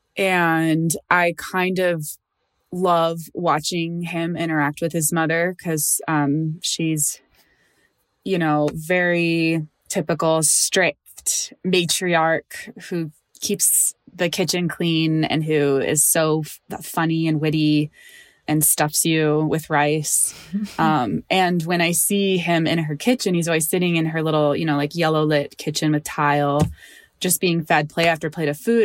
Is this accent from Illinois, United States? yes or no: yes; Chicago, Illinois, United States; I always grew up in Chicago